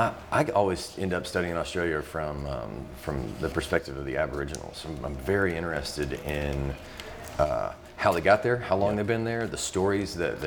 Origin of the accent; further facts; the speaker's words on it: Mobile, Alabama, United States; But I grew up in Mobile